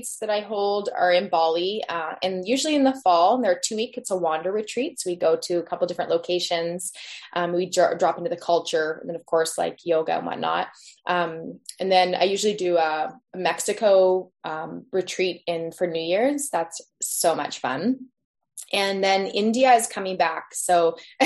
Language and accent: English; Tofino, British Columbia, Canada; now in Squamish, Canada; We were living in off grid off of Tofino, just across from the hot springs there at the time that I was born